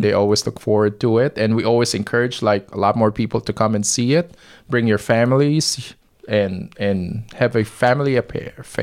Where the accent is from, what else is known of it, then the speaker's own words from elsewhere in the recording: Manila, Metro Manila, Philippines; moved away as an adult; also born or lived in Nashville, Tennessee / Russia / San Francisco; now in St. Louis, United States; I was born in Manila, Philippines, but I moved to Nashville, Tennessee, uh, after college. Uh, I was eighteen